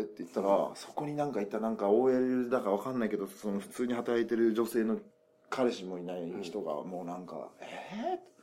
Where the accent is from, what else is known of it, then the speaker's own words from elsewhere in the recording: Nagasaki, Japan; 僕長崎生まれなんですけど